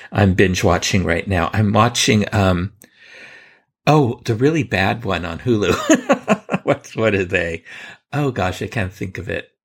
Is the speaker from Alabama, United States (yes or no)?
no; San Francisco, California, United States; when I was a boy growing up in San Francisco, California